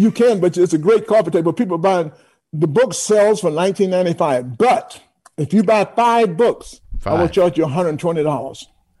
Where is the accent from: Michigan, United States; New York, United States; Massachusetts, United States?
New York, United States; also born or lived in Atlanta; because I'm from New York, I live in New York